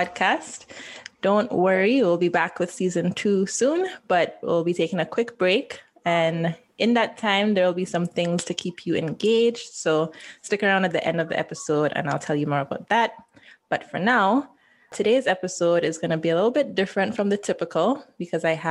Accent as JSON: {"language": "English", "region": "Saint George", "country": "Grenada", "moved": "yes", "said": "Originally from Grenada, St. Paul, St. George"}